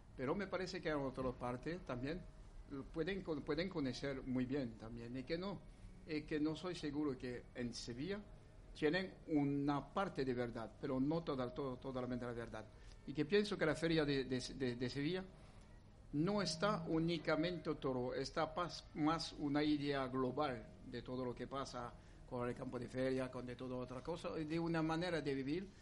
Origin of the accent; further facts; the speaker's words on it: France; Spanish is a second language; soy francés